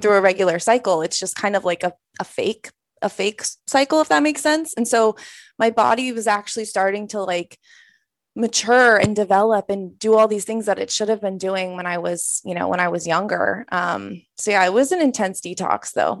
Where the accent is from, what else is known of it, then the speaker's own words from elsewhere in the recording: outside Boulder, Colorado, United States; moved away as an adult; also born or lived in San Francisco; I grew up in Colorado, so I grew up in the kind of the country, like twenty minutes outside of Boulder